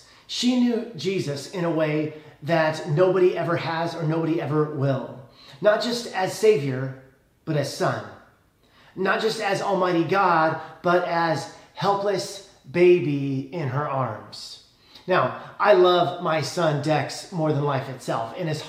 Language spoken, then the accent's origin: English; Le Roy, Illinois, United States; I grew up in Leroy, Illinois, population 3,600.